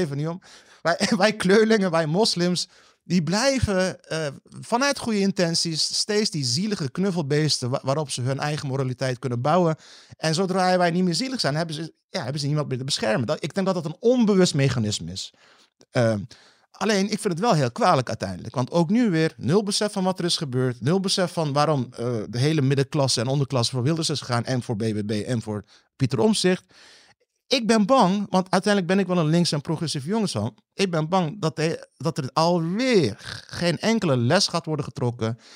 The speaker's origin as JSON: {"language": "Dutch", "town": "Rotterdam", "region": "South Holland", "country": "Netherlands", "said": "Ik kom uit Rotterdam-Zuid"}